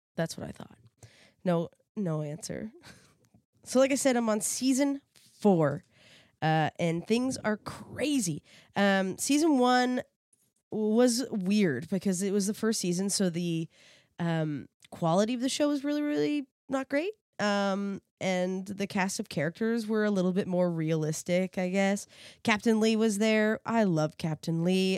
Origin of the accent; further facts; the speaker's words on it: East Coast, Canada; I'm from the East Coast